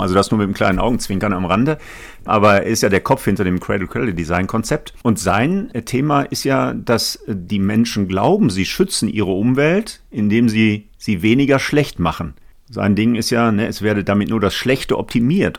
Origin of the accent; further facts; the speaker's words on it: Essen, North Rhine-Westphalia, Germany; In meiner Heimatstadt Essen